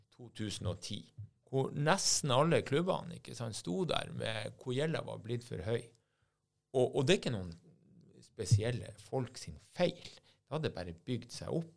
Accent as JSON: {"language": "Norwegian", "town": "Bodø", "region": "Nordland", "country": "Norway", "said": "Jeg er fra Bodø"}